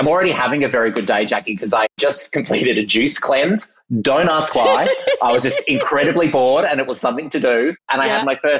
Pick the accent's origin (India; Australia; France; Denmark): Australia; Perth, Western Australia; being a young queer kid growing up in Perth definitely shaped the person I am today.